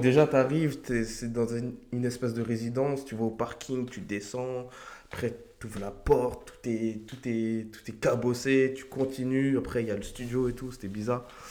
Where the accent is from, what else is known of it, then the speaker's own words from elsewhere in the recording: Argenteuil, Île-de-France, France; also born or lived in La Varenne-Saint-Hilaire, Val-de-Marne; je viens d'Argenteuil, euh, j'y suis resté toute ma vie. Enfin, je suis arrivé, enfin, on est arrivé avec mes parents, j'avais 3 ans